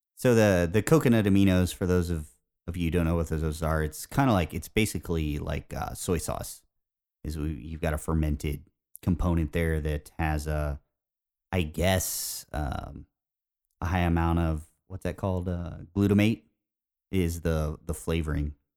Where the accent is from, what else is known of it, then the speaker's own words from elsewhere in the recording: Indiana, United States; growing up in Indiana